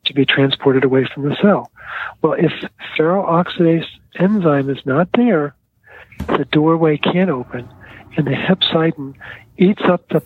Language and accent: English; Baltimore, Maryland, United States; my kids call me … because I come from Baltimore.